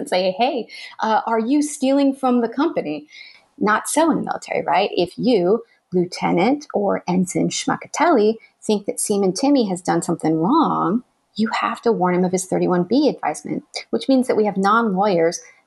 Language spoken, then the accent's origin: English; Arizona, United States; moved away; my home state of Arizona